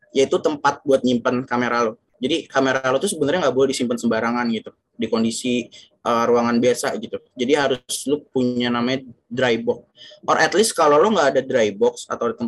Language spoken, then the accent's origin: Indonesian; Yogyakarta, Special Region of Yogyakarta, Indonesia; now in Jakarta, Indonesia; gue pernah berbulan-bulan gitu di gue bawa ke kampung gue di Jogja di sana tempatnya lembab